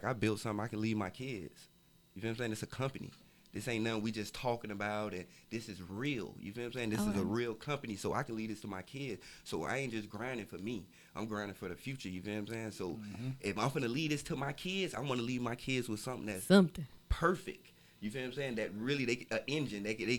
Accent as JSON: {"language": "English", "region": "Florida", "country": "United States", "tie": "born or raised there", "said": "But, you know, my family for Coconut Grove, I was raised in Kara City. And, you know, was in Opa-locka a lot."}